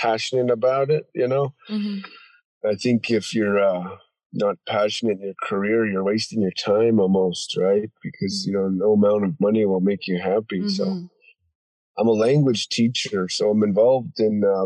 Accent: Browning, Montana, United States; moved away as an adult; now in Kalispell, United States; I'm from Browning, Montana, Blackfeet Reservation

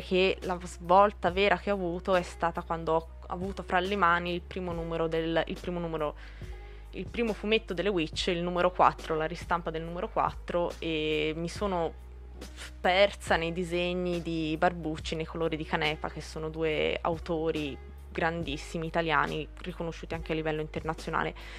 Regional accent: Pescia, Tuscany, Italy; also born or lived in Borgo a Buggiano; nata a Pescia, vivo a Borgo Buggiano, quindi sono toscana

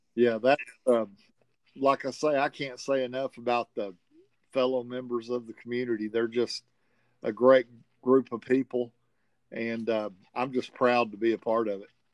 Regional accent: the South, United States; accent: southern; with my southern accent

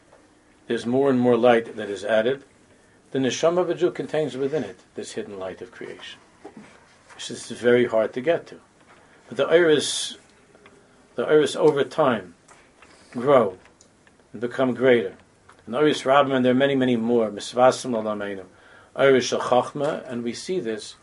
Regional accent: United States; because we grew up already in America this way

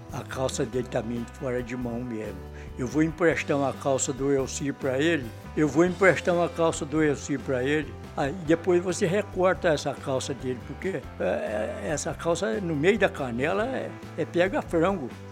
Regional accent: Bom Jesus do Itabapoana, Rio de Janeiro, Brazil; also born or lived in Natividade, Rio de Janeiro; Eu nasci em Bom Jesus, Tabapuana

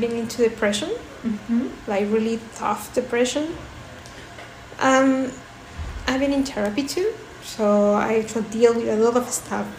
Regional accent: Lima, Peru; moved away as an adult; also born or lived in Spain / Belgium; now in Germany; I was born in Lima, in Peru. But I left Lima when I was 18 years old.

